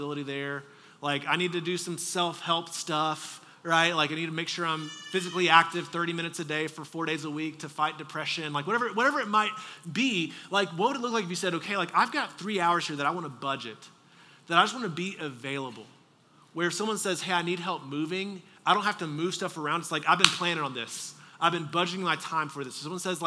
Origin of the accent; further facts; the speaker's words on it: Texas, United States; moved away; I'm from Texas